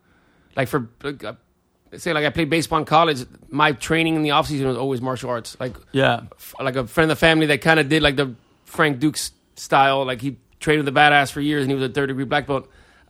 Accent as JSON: {"language": "English", "country": "Cuba", "tie": "born or raised there", "second_language": "English", "said": "somehow these VHSs would show up on the shore in Cuba and I would watch them, and I was like, that's how I learned English, from watching, like, Van Damme movies."}